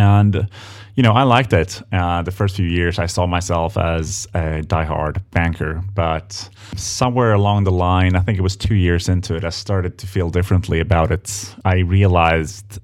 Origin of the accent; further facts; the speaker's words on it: Stockholm, Stockholm County, Sweden; moved away as an adult; also born or lived in London; I was born and raised in Stockholm, Sweden